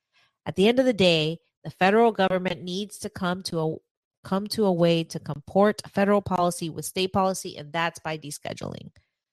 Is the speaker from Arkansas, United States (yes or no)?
no; South Carolina, United States; I'm from South Carolina, where the difference between rich and poor is often black and white